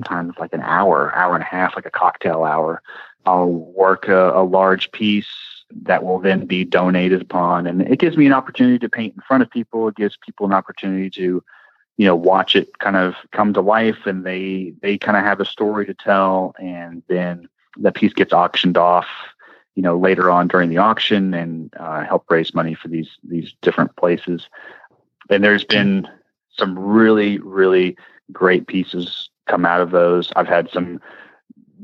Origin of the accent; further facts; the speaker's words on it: Louisville, Kentucky, United States; I go to Churchill, of course, all the time because it's in my hometown